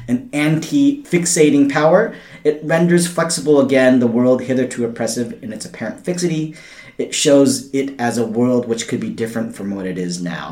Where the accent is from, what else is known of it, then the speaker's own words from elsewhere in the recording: United States; moved away as an adult; now in Australia; I'm from the US and I moved here in 2007